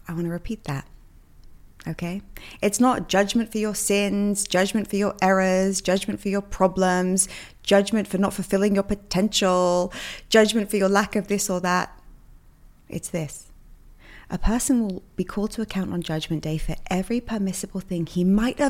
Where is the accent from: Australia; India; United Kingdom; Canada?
United Kingdom; England; also born or lived in New York; now in Miami, United States; I'm from England